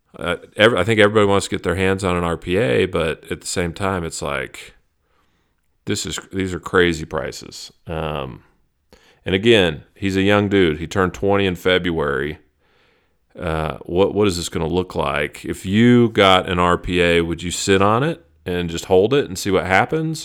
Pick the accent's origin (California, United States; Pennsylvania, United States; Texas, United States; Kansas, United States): Texas, United States; Dallas; I was raised in Texas, I was raised in Dallas.